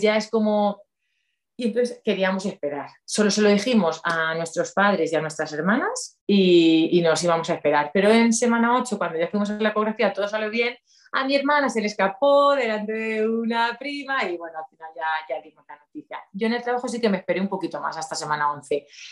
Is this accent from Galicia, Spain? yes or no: no; Ledaña, Castilla-La Mancha, Spain; also born or lived in Valencia; soy de un pueblecito de Cuenca que se llama Ledaña